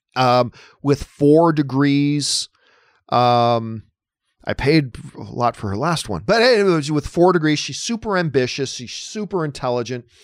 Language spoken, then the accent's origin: English; Hamilton, Ontario, Canada; My hometown and the greatest city in the world is Hamilton, Ontario, Canada, the Hammer.